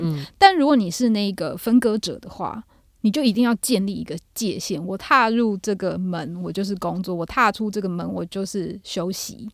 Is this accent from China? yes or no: no; Taiwan; 我们台湾人的信仰没有那么密切